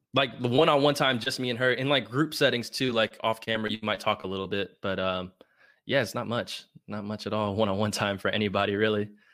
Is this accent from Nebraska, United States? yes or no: no; Plano, Texas, United States; also born or lived in Lubbock, Texas; I'm from Plano, Texas